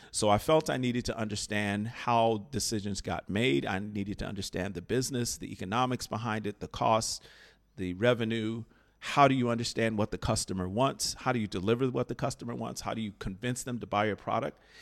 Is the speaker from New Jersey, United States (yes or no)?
no; Chicago, Illinois, United States; I grew up in Chicago, Illinois